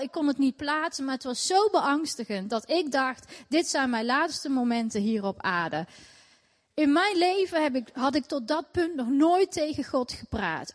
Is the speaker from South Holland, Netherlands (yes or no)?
no; Tilburg, North Brabant, Netherlands; Ik ben eh, opgegroeid in Tilburg, in Nederland, in een islamitisch gezin.